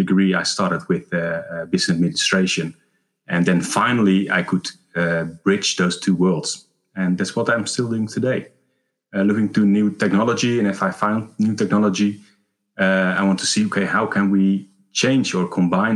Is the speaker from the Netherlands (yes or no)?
yes; Netherlands; I was born in Horen, a small place in the Netherlands.